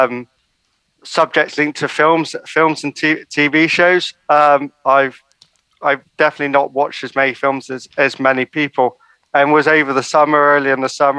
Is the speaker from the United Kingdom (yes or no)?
yes; Bristol, South West England, United Kingdom; I'm 29 from Bristol in the UK